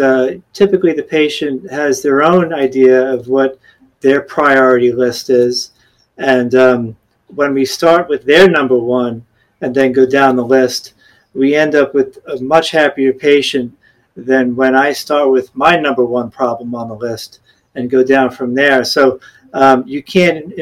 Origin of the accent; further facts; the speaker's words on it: New York, United States; moved away as an adult; also born or lived in Gainesville, Florida; now in Naples, United States; I grew up in New York